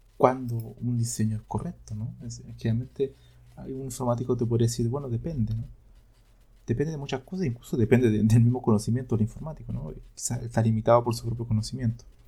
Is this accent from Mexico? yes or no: no; Chile; yo soy de Chile